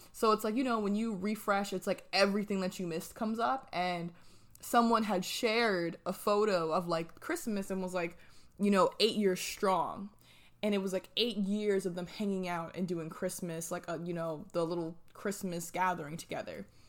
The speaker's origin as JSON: {"language": "English", "region": "New Jersey", "country": "United States", "moved": "as an adult", "lives_now": "Atlanta, United States", "said": "I'm from New Jersey and I moved to Atlanta."}